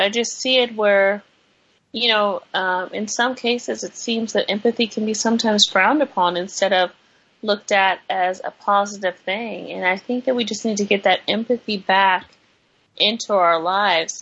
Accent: California, United States; moved away; we're from California

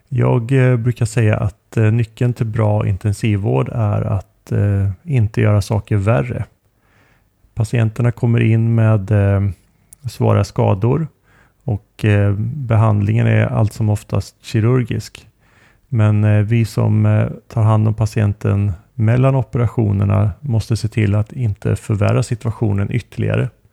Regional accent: Sweden; moved away; hemma i Sverige

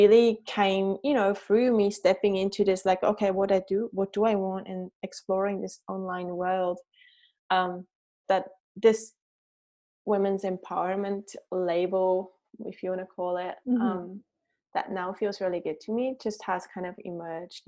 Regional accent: Switzerland; moved away as an adult; also born or lived in New Zealand; now in Raglan, New Zealand; as you can tell by my accent, I'm not a Kiwi. I grew up in Switzerland and then immigrated to New Zealand 10 years ago with my also Swiss husband

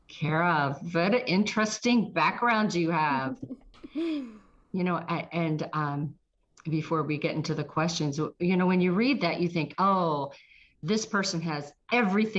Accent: Trafford, Pennsylvania, United States; also born or lived in South Park, Pennsylvania; now in Roswell, United States; I'm from Trafford or near Monroeville

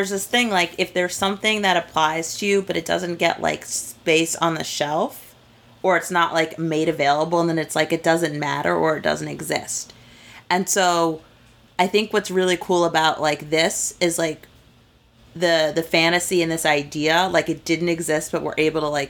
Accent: New York City, New York, United States; I grew up in Midtown Manhattan.

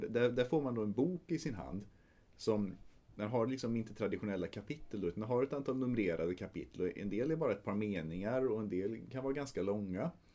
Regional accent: Trollhättan, Västra Götaland, Sweden; vi spelade en del rollspel på högstadiet och gymnasiet framförallt eh, hemma i Trollhättan

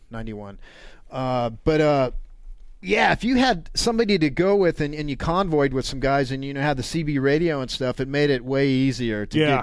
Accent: Reno, Nevada, United States; moved away as an adult; also born or lived in Carson City, Nevada; now in Las Vegas, United States; I knew Scott growing up in Reno.

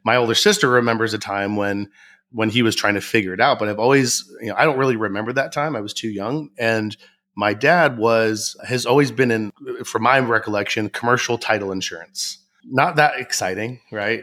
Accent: Southern California, United States; I grew up in Southern California

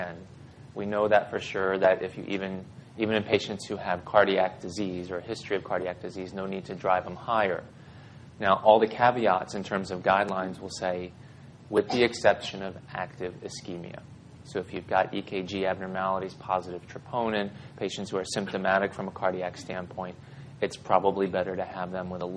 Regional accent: Mount Airy, Maryland, United States; also born or lived in Baltimore, Maryland; my parents moved me way west. It's a place called Mount Airy in western Howard County, Carroll County

